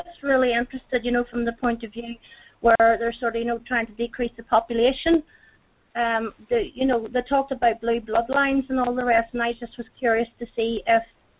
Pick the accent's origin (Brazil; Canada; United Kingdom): United Kingdom; Northern Ireland; from Northern Ireland.